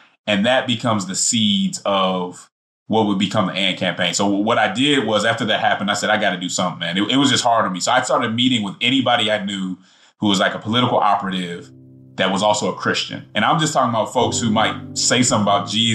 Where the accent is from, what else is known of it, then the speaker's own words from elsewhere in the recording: Denver, Colorado, United States; moved away as an adult; also born or lived in Nashville, Tennessee / Atlanta, Georgia; I'm coming from Denver, Colorado, which is progressive